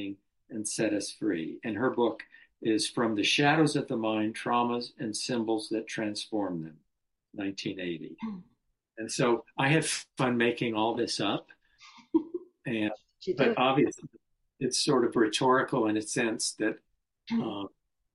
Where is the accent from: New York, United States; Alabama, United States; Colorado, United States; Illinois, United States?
Colorado, United States; I'm a native of Colorado, went to up to high school, born and raised in the Rockies